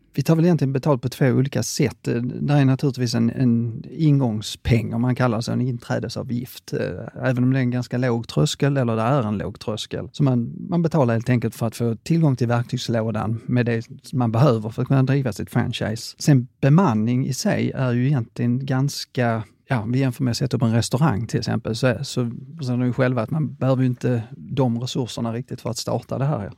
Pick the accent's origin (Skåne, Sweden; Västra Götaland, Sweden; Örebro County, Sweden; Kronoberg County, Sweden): Skåne, Sweden; jag är skåning